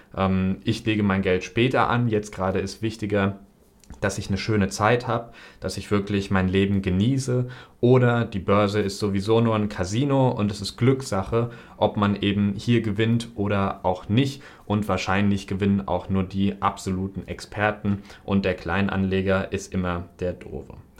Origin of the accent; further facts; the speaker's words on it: near Frankfurt, Hesse, Germany; moved away as an adult; also born or lived in Northern Germany / China; now in Cyprus; Ich komme ja aus der Nähe von Frankfurt, habe dann in Norddeutschland studiert, dann habe ich in China ein Auslandssemester gemacht, jetzt wohne ich in Zypern